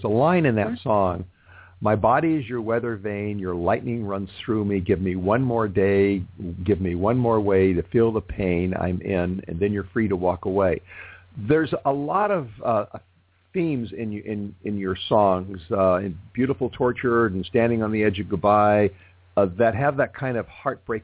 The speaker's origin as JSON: {"language": "English", "town": "Los Angeles", "region": "California", "country": "United States", "tie": "born or raised there", "said": "my hometown. It is the music capital of the world"}